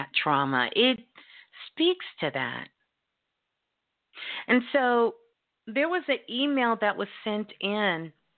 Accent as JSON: {"language": "English", "town": "Brooklyn", "region": "New York", "country": "United States", "tie": "born or raised there", "said": "Brooklyn, my hometown"}